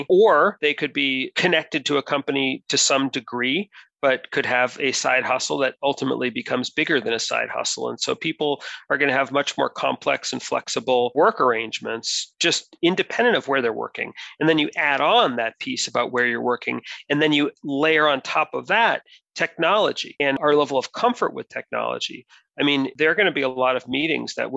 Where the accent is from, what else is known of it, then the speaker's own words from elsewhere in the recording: United States; I'm monocultural. I'm from the United States.